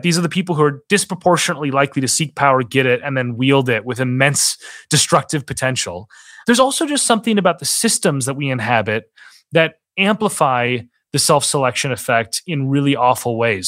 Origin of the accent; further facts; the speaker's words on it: Minnesota, United States; moved away; my home state of Minnesota